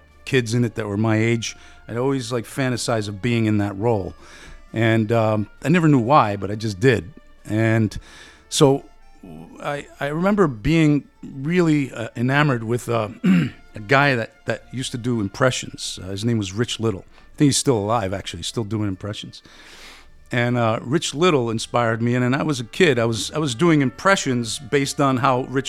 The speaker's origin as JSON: {"language": "English", "town": "Paterson", "region": "New Jersey", "country": "United States", "tie": "born or raised there", "also_born_or_lived": "Italy", "first_language": "Italian", "second_language": "English", "said": "I grew up speaking Italian and living in an Italian neighborhood. 21st Avenue in Patterson was largely Italian."}